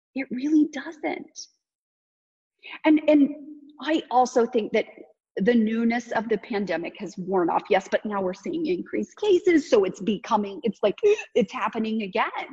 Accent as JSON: {"language": "English", "region": "Kansas", "country": "United States", "said": "you can tell I'm from Kansas"}